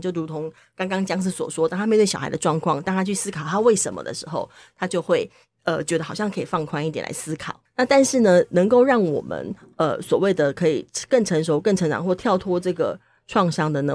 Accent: Taiwan; 我们是台湾人

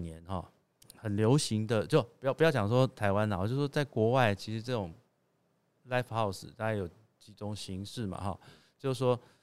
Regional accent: Taipei, Taiwan; 我是台北人，哈，从小也是住在台北

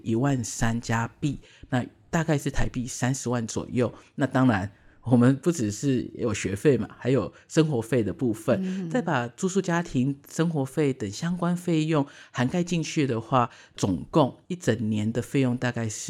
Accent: Canada; 我觉得加我因为我在加拿大长大，我觉得加拿大的人其实都是很和善的

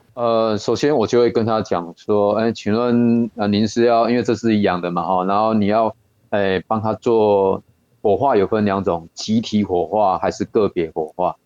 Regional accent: Yilan County, Taiwan; 我们宜兰这边比较宽阔啦

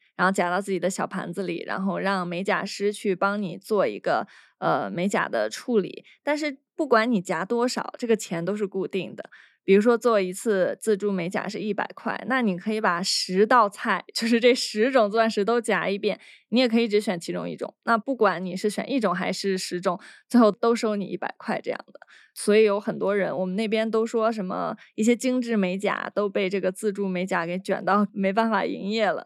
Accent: China; 我们大陆人他没有一个最低的工资标准

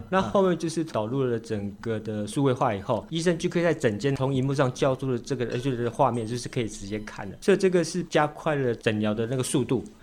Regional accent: Taitung, Taitung County, Taiwan; 那我是台东的本地人

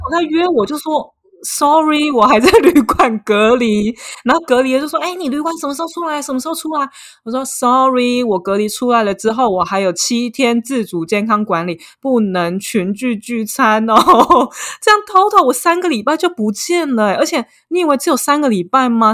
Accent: Taiwan; now in Paris, France; 我是土生土长、没离开过亚洲、超 local 的

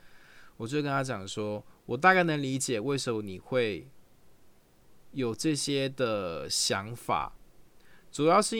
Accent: Taichung, Taiwan; 对方问你说你是哪里人？我说我是台中人，他就说真的假的？我也是台中人呢。你住哪一条路啊？我就会说，哎，我住呃逢甲的河南路。

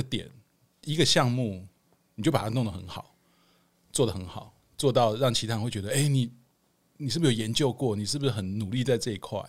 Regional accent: Hualien, Hualien County, Taiwan; moved away as an adult; also born or lived in Kaohsiung; now in Taipei, Taiwan; 我是高雄出生，花莲长大，然后大学考到那个台北的学校

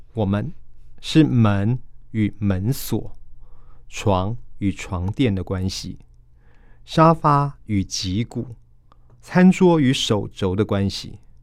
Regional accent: Taiwan; 我们台湾人

